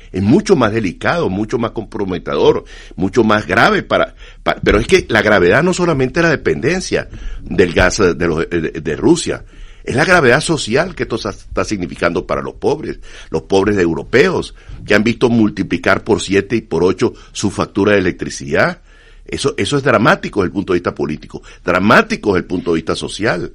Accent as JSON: {"language": "Spanish", "country": "Venezuela", "said": "Yo soy venezolano. En Venezuela"}